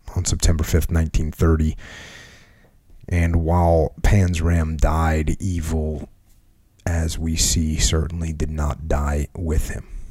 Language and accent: English; New England, United States; I grew up in New England